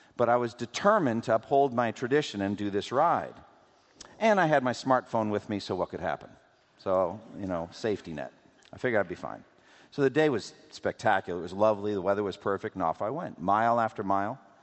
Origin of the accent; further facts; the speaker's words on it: Framingham, Massachusetts, United States; I was growing up in Boston, in eastern Massachusetts, we would drive from my home in Framingham